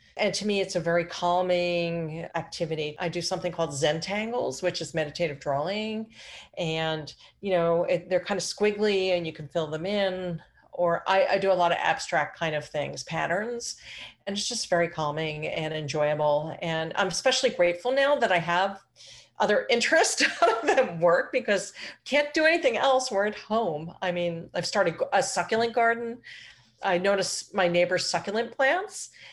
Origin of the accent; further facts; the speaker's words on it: Philadelphia, Pennsylvania, United States; moved away; I grew up in Phil, the Philly area.